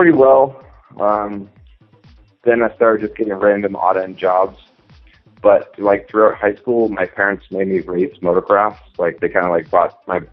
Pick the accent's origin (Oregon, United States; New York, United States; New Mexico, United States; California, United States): California, United States; San Diego; also born or lived in Riverside County; I'm from San Diego, California.